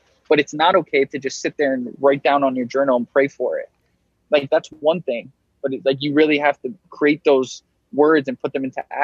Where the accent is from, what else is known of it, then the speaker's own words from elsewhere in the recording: Miami, Florida, United States; moved away; also born or lived in New York; being born and raised in Miami